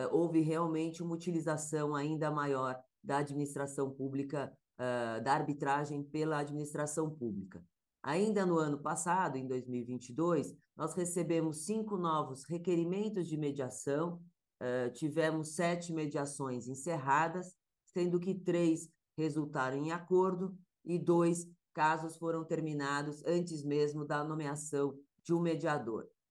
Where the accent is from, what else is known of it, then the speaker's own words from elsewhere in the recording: Brazil; nós advogados somos, né, brasileiros